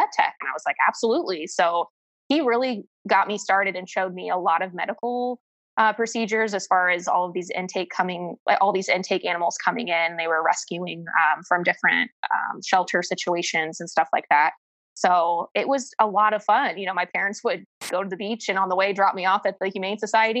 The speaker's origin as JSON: {"language": "English", "region": "Ohio", "country": "United States", "moved": "yes", "said": "I'm originally from Ohio"}